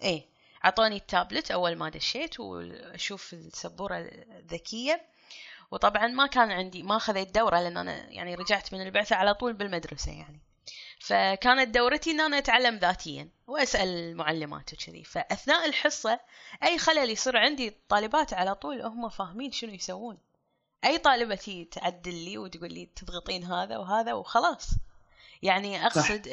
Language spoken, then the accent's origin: Arabic; Kuwait; ككويتيين كلنا